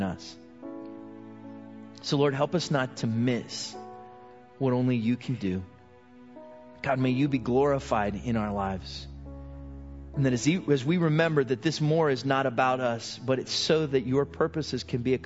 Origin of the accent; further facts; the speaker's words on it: United States; who I am as an American